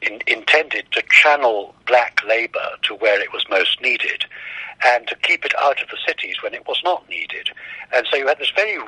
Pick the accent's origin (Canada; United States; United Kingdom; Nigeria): Nigeria; Kano, Kano State; I grew up in West Africa. My parents worked in West Africa. We lived in Nigeria when I was a kid.